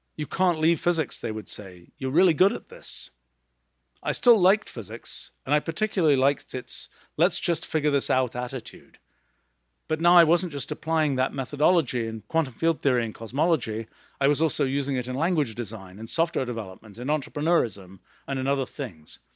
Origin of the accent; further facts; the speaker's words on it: England, United Kingdom; As a young kid growing up in England in the nineteen sixties